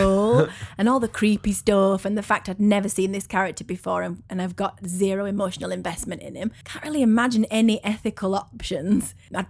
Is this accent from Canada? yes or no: no; England, United Kingdom; And oh, I'm English.